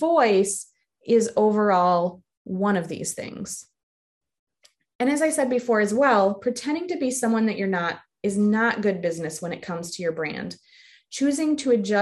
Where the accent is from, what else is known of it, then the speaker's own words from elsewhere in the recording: the North, United States; I'm from the North